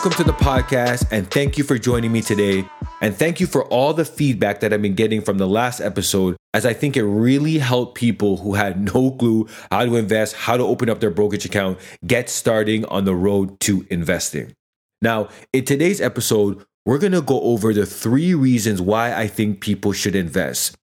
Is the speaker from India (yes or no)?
no; Toronto, Ontario, Canada; I'm Jamaican background, I grew up kind of in the urban community here in the GTA